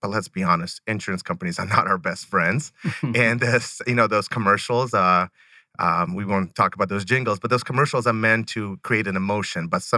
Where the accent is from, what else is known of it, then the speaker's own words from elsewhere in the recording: Rostov, Rostov Oblast, Russia; born there; I was originally born in Rostov, Russi